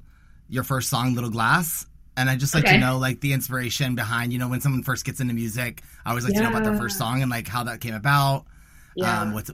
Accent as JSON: {"language": "English", "town": "Nashville", "region": "Tennessee", "country": "United States", "moved": "as an adult", "lives_now": "Chicago, United States", "said": "I'm from the South. I'm from Nashville."}